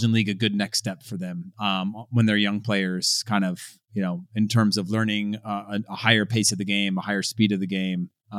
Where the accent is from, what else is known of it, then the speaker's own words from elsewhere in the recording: California, United States; at least for me growing up in California, you learned how to swim, you were in water, we had rivers